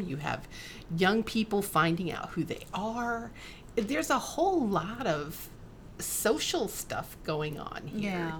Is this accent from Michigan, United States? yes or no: yes; Michigan, United States; I was raised in Michigan